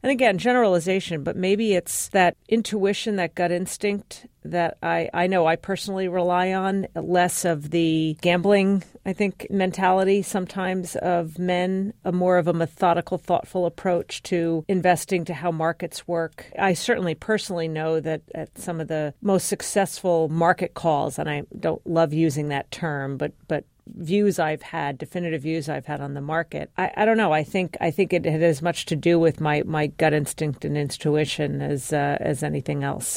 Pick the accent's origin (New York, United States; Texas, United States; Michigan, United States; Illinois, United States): New York, United States; New York City; born or raised there